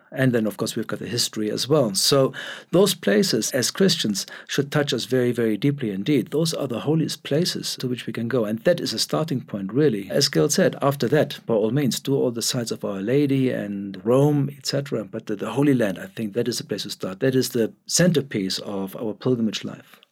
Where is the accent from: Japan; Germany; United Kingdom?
Germany; now in Cape Town, South Africa; Born in Germany, but, uh, uh, very much a South African now, uh, even though my accent doesn't sound like it.